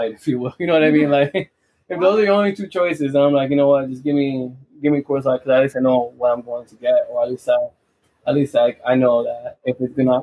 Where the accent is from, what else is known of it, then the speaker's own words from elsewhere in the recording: New York, United States; as being a New Yorker myself